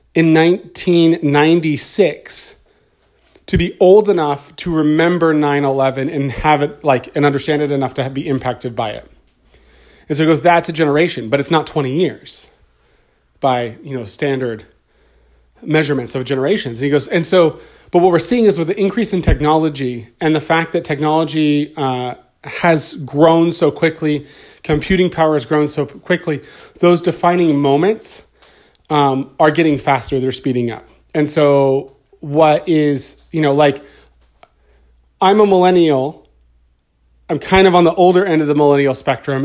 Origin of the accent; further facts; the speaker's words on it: United States; also born or lived in California; As an American citizen, as a citizen of California